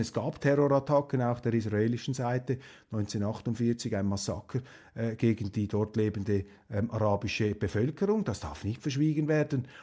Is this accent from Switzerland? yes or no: yes; Switzerland; als Schweizer